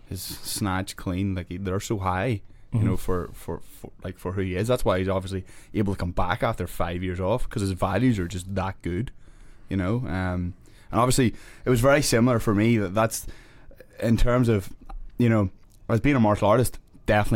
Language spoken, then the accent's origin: English; Belfast, Northern Ireland, United Kingdom; now in United States; grew up in North Belfast